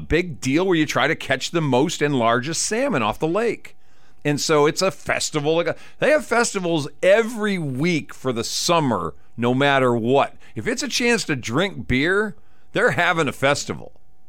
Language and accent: English; Wisconsin, United States; born or raised there